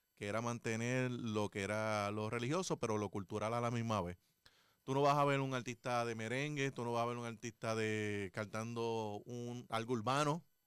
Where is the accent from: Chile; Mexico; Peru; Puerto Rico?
Puerto Rico; Juana Díaz; lo hago por mi pueblo